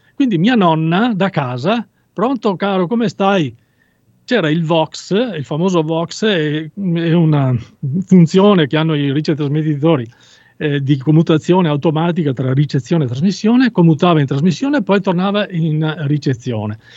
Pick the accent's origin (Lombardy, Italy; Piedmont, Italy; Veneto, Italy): Veneto, Italy; sono veneto, venetissimo